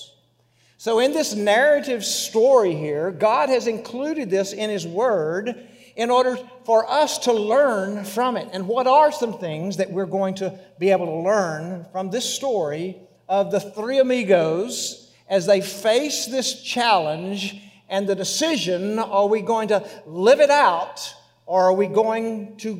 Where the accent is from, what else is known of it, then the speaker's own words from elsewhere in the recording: West Texas, United States; accent: West Texas; my West Texas accent